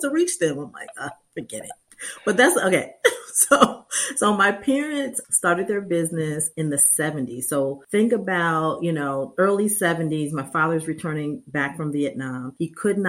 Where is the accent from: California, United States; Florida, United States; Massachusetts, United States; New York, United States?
Massachusetts, United States; Western; I was born and raised in Western Mass